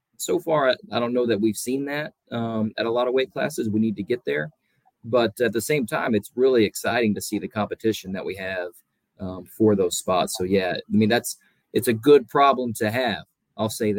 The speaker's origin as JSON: {"language": "English", "town": "Soddy-Daisy", "region": "Tennessee", "country": "United States", "tie": "born or raised there", "also_born_or_lived": "Oklahoma", "moved": "as an adult", "said": "I grew up in Tennessee, graduated from Soddy Daisy High School"}